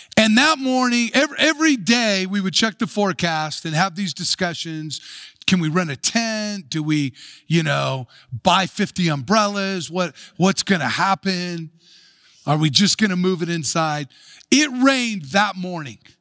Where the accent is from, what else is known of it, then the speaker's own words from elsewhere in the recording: United States; we can take pride in being American or take pride in our country